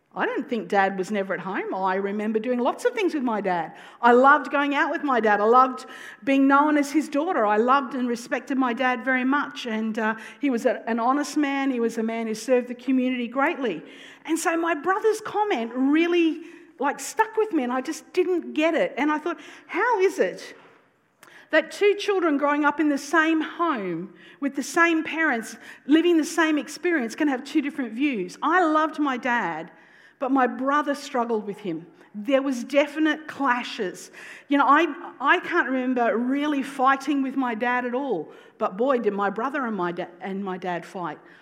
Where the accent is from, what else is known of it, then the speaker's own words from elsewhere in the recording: North Queensland, Australia; I'm from North Queensland